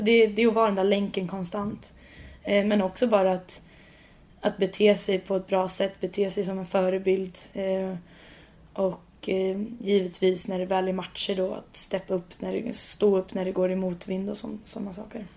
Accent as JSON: {"language": "Swedish", "country": "Sweden", "moved": "as an adult", "lives_now": "London, United Kingdom", "said": "jag kommer från Sverige"}